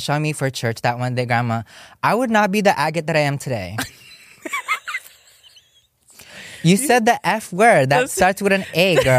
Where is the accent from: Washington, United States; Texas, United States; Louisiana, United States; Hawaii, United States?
Hawaii, United States; Ewa Beach; I'm from Ebba Beach of Hawaii, if you guys didn't know.